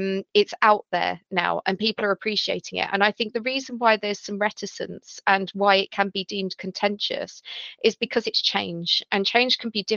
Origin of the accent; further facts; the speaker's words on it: London, United Kingdom; I grew up in Southeast London.